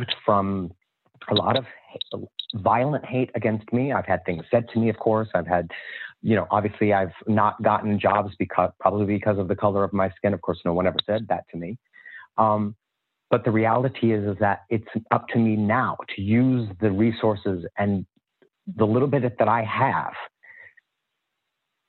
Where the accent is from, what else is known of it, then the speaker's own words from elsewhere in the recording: Indiana, United States; I grew up in Indiana in an all-white town